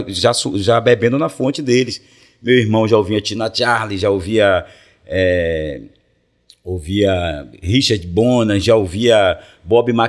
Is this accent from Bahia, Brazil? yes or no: yes; Salvador, Bahia, Brazil; eu sou de Brotas. É Brotas, né, o bairro em cima